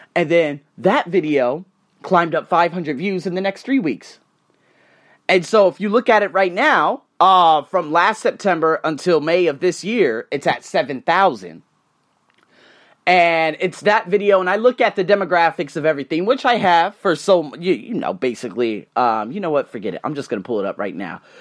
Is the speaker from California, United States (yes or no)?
no; Las Vegas, Nevada, United States; moved away as an adult; now in Bangkok, Thailand; I was born and raised in the Vegas craze, I've been living here, in Bangkok for five goddamn years, no, well not, well in Thailand for five years